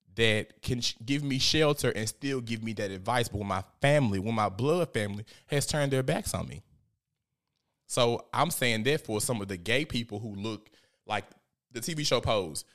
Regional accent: Memphis, Tennessee, United States; I'm a little gangster 'cause I'm from South Memphis

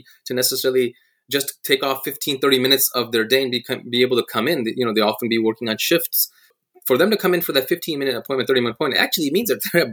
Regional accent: Silicon Valley, California, United States; moved away as an adult; also born or lived in Michigan; I grew up on the West Coast in the Silicon Valley

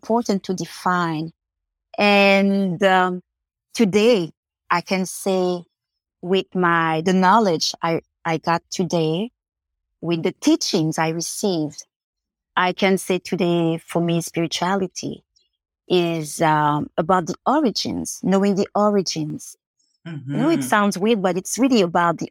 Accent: Montreal, Quebec, Canada; growing up in Montreal, you know, with that Haitian culture

